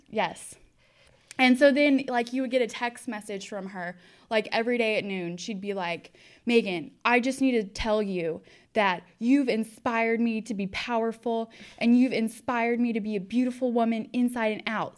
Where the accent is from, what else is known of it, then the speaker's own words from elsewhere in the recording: Austin, Texas, United States; I am from Austin, Texas.